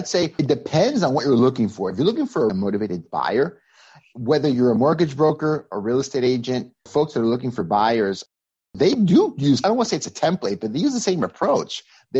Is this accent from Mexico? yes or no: yes; Mexico; moved away as an adult; now in United States; I'm originally from Mexico. I came to the U.S. in 2004, full-time to live. I got recruited out of Mexico by Microsoft.